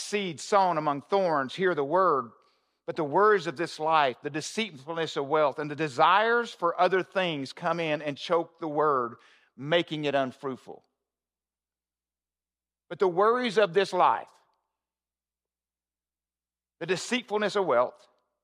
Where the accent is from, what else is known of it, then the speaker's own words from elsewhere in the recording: the South, United States; I'm from the South